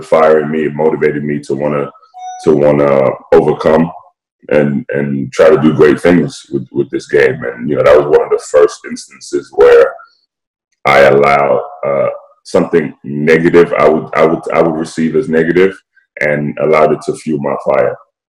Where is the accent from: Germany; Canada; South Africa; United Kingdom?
United Kingdom; London; So for me, you know, I don't sound like it, but I was born and raised in London, England.